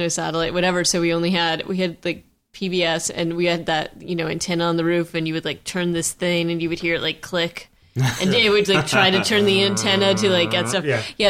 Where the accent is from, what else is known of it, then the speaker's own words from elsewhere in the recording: New England, United States; We grew up in New England